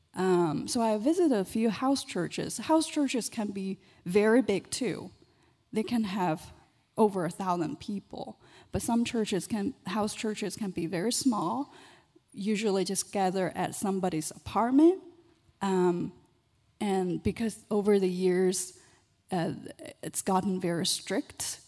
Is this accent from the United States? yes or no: no; China; moved away; I was born and raised in China.